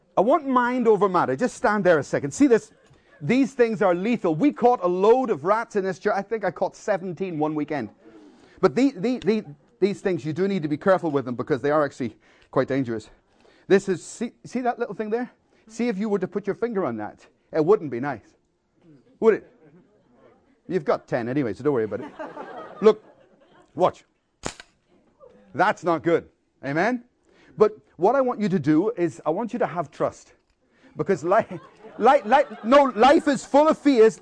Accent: Belfast, Northern Ireland, United Kingdom; I grew up in Belfast in a war zone, and there was a lot of bombs and bullets throughout my childhood

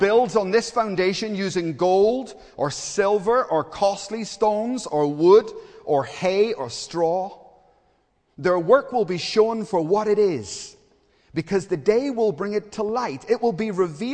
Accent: Belfast, Northern Ireland, United Kingdom; I grew up in Belfast, and there was a hotel just a few doors down from us

